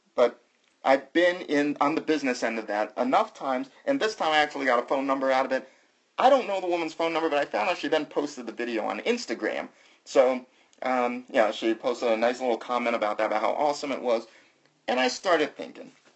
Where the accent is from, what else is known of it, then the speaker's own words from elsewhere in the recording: the South, United States; I'm from the South